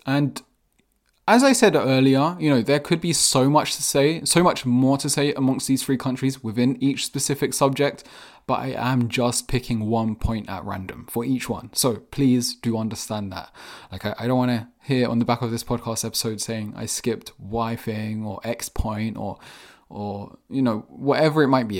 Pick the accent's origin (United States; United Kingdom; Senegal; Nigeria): United Kingdom; England; I was born and raised in England